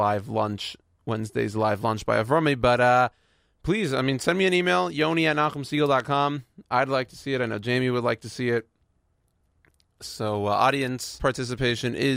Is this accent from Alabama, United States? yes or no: no; Houston, Texas, United States; I'm from Houston